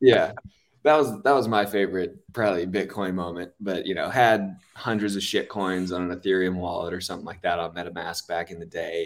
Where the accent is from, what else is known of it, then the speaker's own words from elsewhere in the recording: Los Angeles, California, United States; I'm from Los Angeles